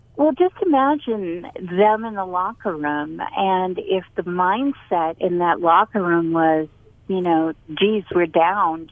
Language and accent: English; Boston, Massachusetts, United States; now in North Carolina, United States; I'm from Boston.